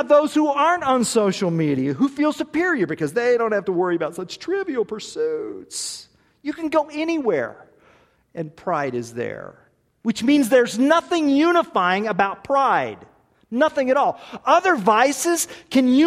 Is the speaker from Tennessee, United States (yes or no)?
no; Tulsa, Oklahoma, United States; I was born in Tulsa, Oklahoma